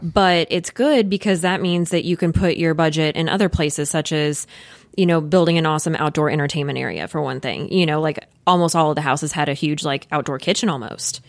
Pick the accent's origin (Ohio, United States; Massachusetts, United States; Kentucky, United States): Kentucky, United States; Louisville; we, we are both from Louisville. I've lived here my whole life